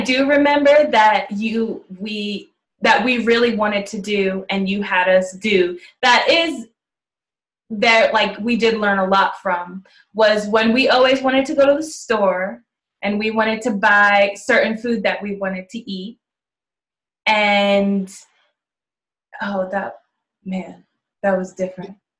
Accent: New York, United States; we're from New York

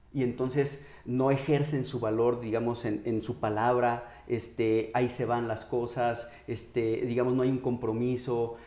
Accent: Mexico; como mexicanos

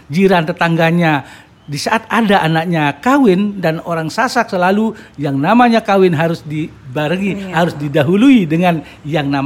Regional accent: Central Lombok, West Nusa Tenggara, Indonesia; saya berasal dari Lombok Tengah. 1 November 96 saya uh, mutasi ke Lombok Barat.

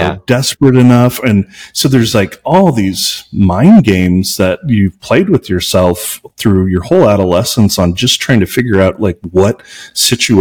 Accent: Missouri, United States; now in Albuquerque, United States; growing up in Missouri, I literally lived in an area where we would get letters in the mail for recruitment for the KKK

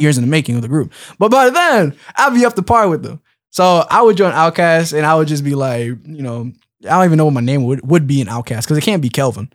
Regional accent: Philadelphia, Pennsylvania, United States; I'm from Philly

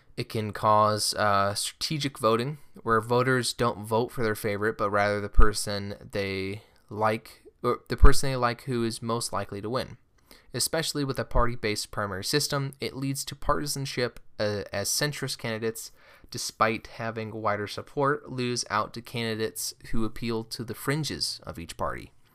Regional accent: Omaha, Nebraska, United States; I'm from Omaha, Nebraska

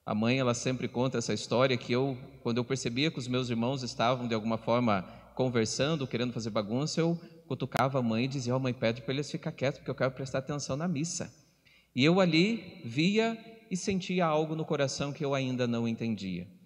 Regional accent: Telêmaco Borba, Paraná, Brazil; Sou natural da cidade de Telemaco Borba

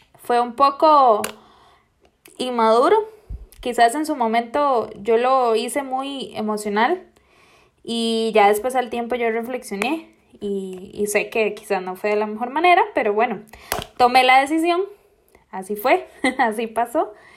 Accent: Costa Rica; Soy de Costa Rica

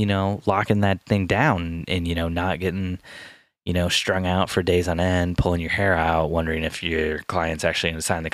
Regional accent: Michigan, United States; now in Indiana, United States; I was born in Michigan.

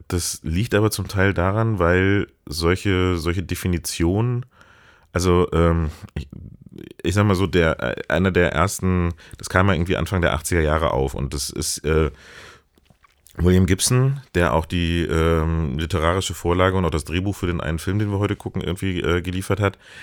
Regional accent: Hamburg, Germany; ich komme auch aus Hamburg

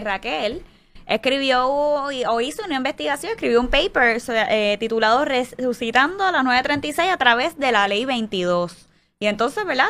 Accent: Puerto Rico

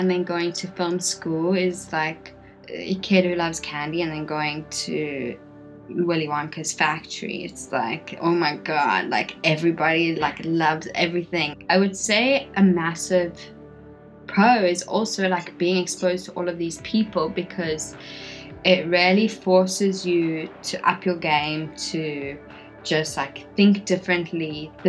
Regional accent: South Africa; moved away as an adult; also born or lived in New York; So I was born and raised in South Africa, and then I left when I was 18 just to go and study in New York to study film.

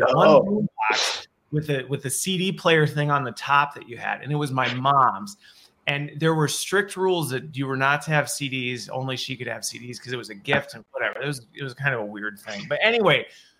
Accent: Midwest, United States; also born or lived in Colorado; I grew up in the Midwest.

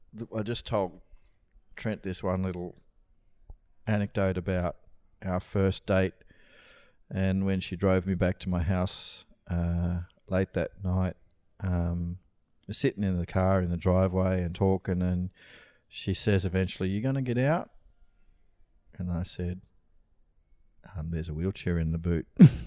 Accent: Brisbane, Queensland, Australia; Yeah. Yeah, I was born here.

